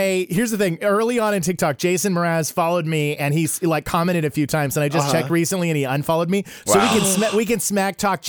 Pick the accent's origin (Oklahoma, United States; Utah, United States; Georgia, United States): Oklahoma, United States; Tulsa; moved away as an adult; also born or lived in Chicagoland area, Illinois; now in Los Angeles, United States; I'm originally from Tulsa, Oklahoma.